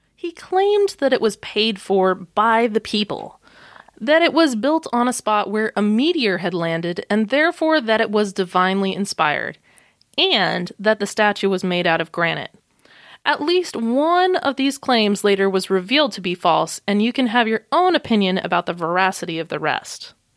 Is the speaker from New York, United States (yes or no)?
no; Arizona, United States; I grew up in the Arizona desert myself